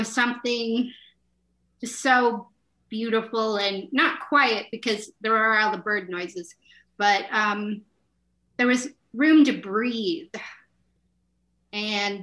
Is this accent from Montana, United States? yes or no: yes; Montana, United States; also born or lived in Oklahoma / Portland; I was born in Oklahoma, and I moved here to the Gallatin Valley of Montana when I was 11 years old